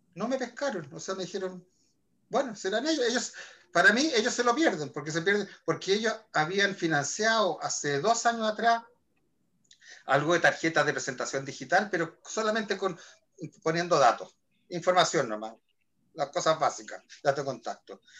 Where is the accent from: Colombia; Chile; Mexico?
Chile; soy chileno